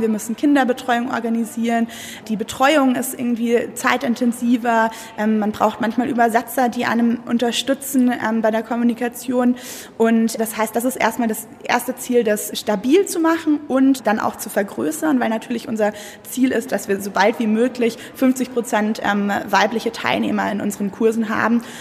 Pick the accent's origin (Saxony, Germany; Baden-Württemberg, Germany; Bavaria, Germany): Bavaria, Germany; Munich; moved away as an adult; also born or lived in Berlin; ich komme ursprünglich aus München